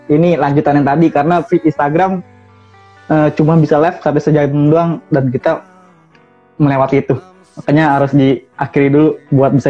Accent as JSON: {"language": "Indonesian", "town": "Madura", "region": "East Java", "country": "Indonesia", "lives_now": "Jakarta, Indonesia", "said": "tahu sendiri kan uh, Jakarta Madura jauh"}